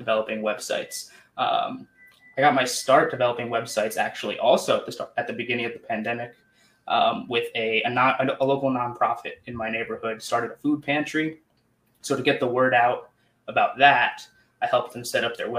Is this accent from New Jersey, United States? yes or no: no; New York, United States; I'm from New York